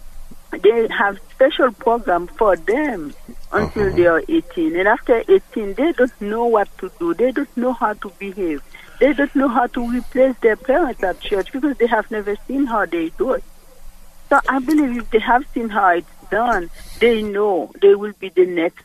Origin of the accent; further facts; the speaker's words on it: Haiti; moved away; I'm from Haiti. I speak French